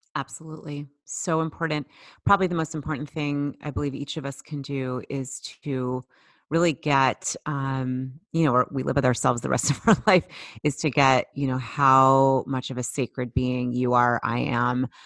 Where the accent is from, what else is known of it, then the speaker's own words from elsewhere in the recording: Boston, Massachusetts, United States; I grew up in the Boston area